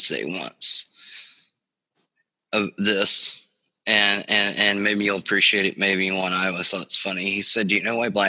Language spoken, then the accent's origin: English; North Carolina, United States; I grew up in North Carolina, where, you know, Jordan's from